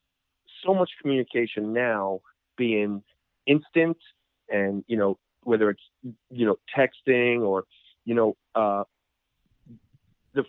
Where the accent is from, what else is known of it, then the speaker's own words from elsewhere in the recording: New York City, New York, United States; growing up in New York